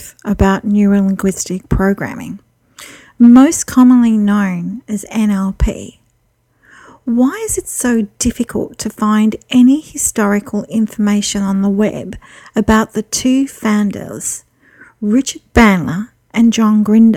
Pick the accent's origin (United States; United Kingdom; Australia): Australia; I'm an Australian psychic